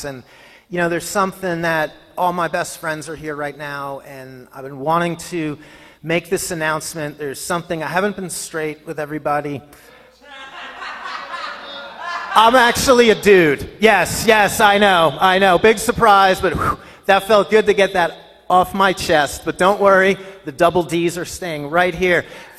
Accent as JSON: {"language": "English", "region": "New Jersey", "country": "United States", "said": "New Jersey."}